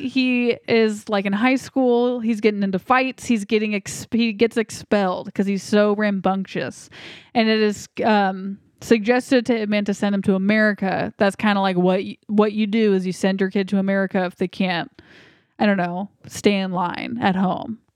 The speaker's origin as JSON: {"language": "English", "country": "United States", "said": "as an American"}